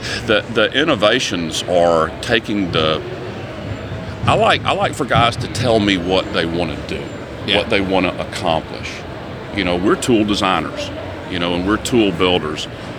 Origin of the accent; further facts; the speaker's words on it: the South, United States; of course, growing up in the South, you know, he gave me a hockey analogy.